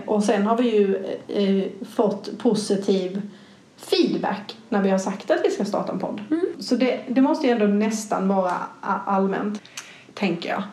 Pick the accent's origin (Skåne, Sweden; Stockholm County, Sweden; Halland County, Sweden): Skåne, Sweden; Malmö; accent: Scanian; Jag är ju som man eventuellt kan skönja på min dialekt född i Skåne, mm. i Malmö